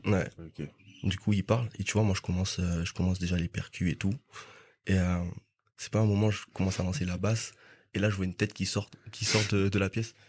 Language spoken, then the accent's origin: French; Guadeloupe; moved away as an adult; now in France; je me souviens juste avant de venir en France parce que de base je viens de Guadeloupe